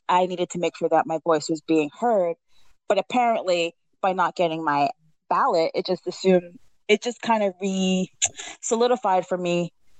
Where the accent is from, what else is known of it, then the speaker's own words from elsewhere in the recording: New England, United States; now in Brooklyn, United States; I'm West Indian. I don't know if I mentioned it before, but I am. Not only am I a New Englander, but I'm also a Trinidadian New Englander.